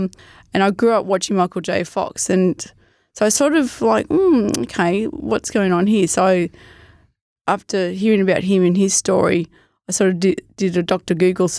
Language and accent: English; Morwell, Victoria, Australia; where I grew up in Morwell. I'd hike Yarra Valley, Tarra Valley, Wall.